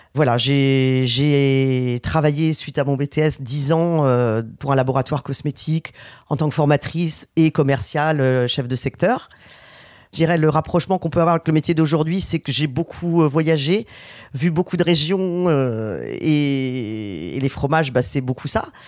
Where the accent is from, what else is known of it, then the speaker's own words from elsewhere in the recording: Nantes, Pays de la Loire, France; on est Nantais depuis toujours